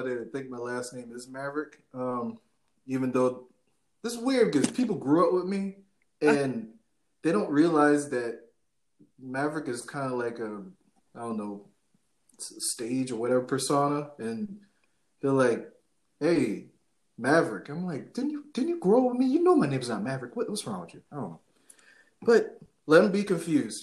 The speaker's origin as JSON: {"language": "English", "region": "South Carolina", "country": "United States", "said": "we're Southern Black people. We're from South Carolina"}